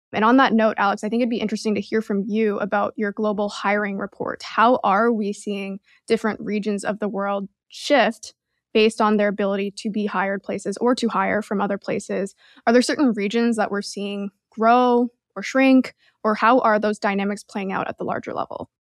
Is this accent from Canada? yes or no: yes; Canada; now in United States; I'm Canadian